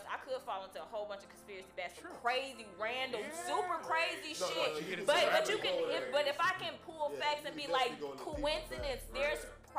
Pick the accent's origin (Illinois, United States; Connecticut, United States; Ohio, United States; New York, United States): Illinois, United States; Chicago; I am from Chicago and I grew up in a Chicago home